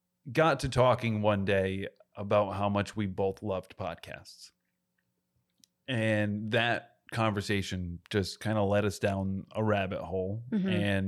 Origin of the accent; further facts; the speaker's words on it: Rhode Island, United States; I'm from Northern Rhode Island. We both are. And when I was growing up, I just thought I went to Providence when I was younger and we go to the beach.